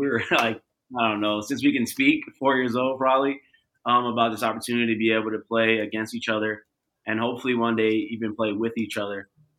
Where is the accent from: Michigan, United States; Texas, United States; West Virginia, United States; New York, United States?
New York, United States; New York City; accent: New York; now in Arizona, United States; we're from Brooklyn.